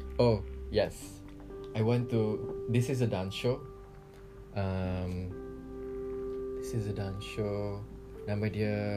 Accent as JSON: {"language": "Malay", "town": "Sungai Petani", "region": "Kedah", "country": "Malaysia", "moved": "as an adult", "lives_now": "Kuala Lumpur, Malaysia", "said": "memang Kedah"}